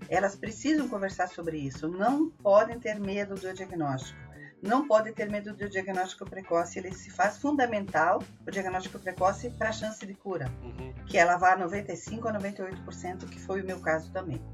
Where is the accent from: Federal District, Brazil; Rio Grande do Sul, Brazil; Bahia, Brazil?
Rio Grande do Sul, Brazil; Farroupilha; eu sou de Farroupilha